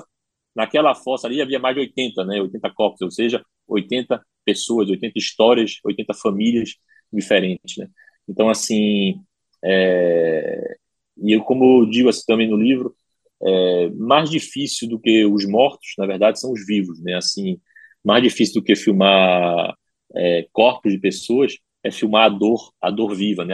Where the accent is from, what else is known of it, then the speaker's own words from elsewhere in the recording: Brazil; first language Portuguese; moved away as an adult; now in France; Eu estou há 15 anos lá, mas cresci, é, nasci e cresci aqui